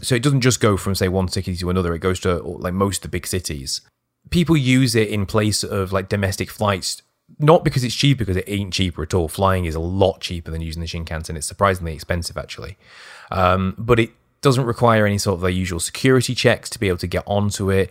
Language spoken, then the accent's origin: English; United Kingdom; being British